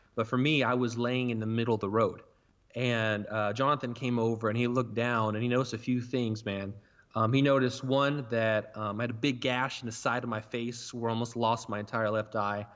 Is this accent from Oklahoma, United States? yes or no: yes; Burlington, Oklahoma, United States; I'm from Burlington, Oklahoma, which is a town of one hundred fifty people